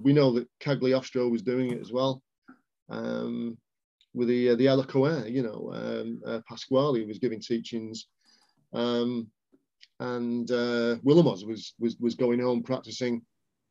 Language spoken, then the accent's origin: English; Warrington, North West England, United Kingdom; in Warrington, where I'm from